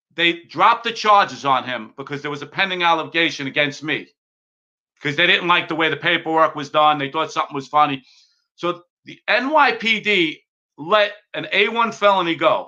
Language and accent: English; New York City, New York, United States; I grew up in the Bronx